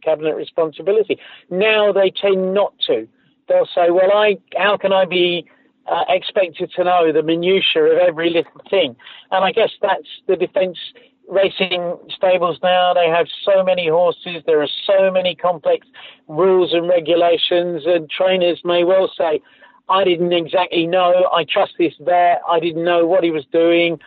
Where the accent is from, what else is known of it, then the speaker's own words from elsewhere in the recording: United Kingdom; I grew up in Britain